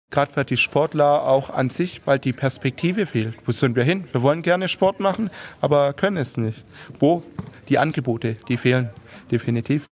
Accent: Heilbronn, Baden-Württemberg, Germany; bin 31 Jahre alt, ich komme aus Heilbronn und spiele Fußball

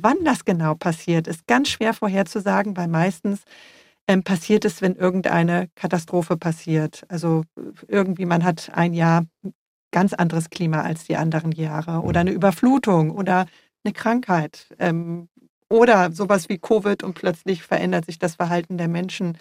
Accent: Germany; also born or lived in Freiburg; bei uns in Deutschland

